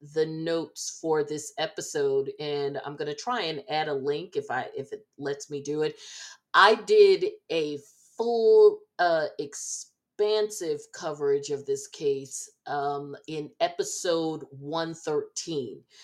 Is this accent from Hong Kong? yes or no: no; New Jersey, United States; I uh, was born and raised in Jersey